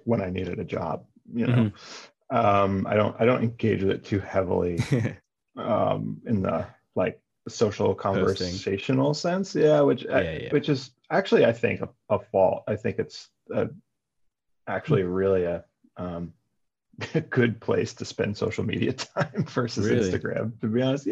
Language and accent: English; Northeast United States, United States; also born or lived in New Jersey / Connecticut; I grew up in the Northeast of the United States, so in like, you know, Connecticut, New Jersey, always sort of, you know, an hour, maybe an hour and some change outside of the city, outside of New York.